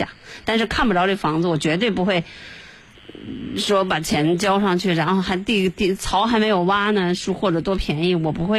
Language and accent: Chinese; China; 我们中国人，可能攒了一辈子血汗钱，才为了一套房子。